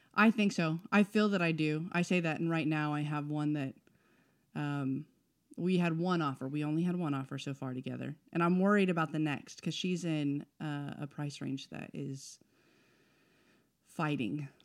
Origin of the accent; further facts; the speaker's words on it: El Paso, Texas, United States; moved away; also born or lived in Oklahoma; born in Texas.